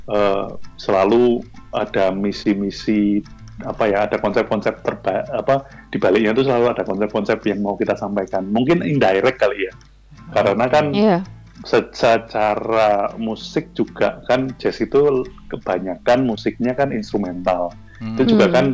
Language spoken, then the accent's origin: Indonesian; Semarang, Central Java, Indonesia; untuk kembali lagi menemukan identitas kita sebagai orang Semarang itu sebenarnya ada di mana gitu